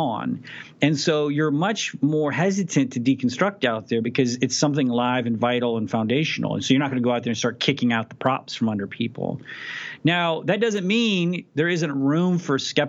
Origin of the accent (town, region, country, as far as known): Abilene, Texas, United States; born or raised there